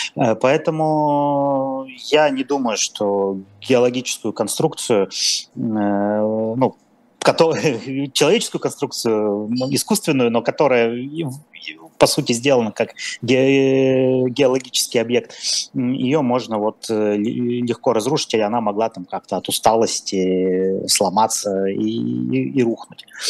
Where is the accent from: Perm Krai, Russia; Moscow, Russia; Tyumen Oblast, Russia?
Perm Krai, Russia; Perm; я, я сам пермяк